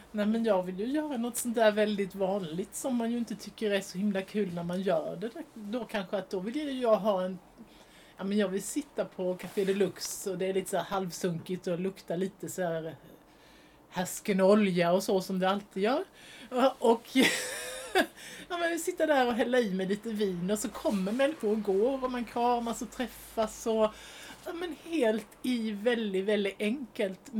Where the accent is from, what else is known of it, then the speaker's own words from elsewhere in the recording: Alvesta, Kronoberg County, Sweden; jag är ju från Otten, från Alvesta.